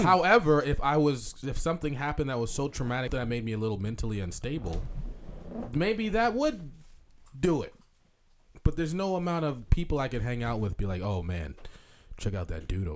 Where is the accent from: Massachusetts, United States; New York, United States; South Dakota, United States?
Massachusetts, United States; Boston; We are all from Boston, Massachusetts